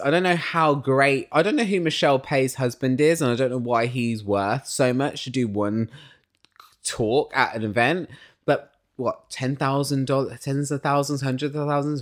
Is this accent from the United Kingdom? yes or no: yes; United Kingdom; I'm British.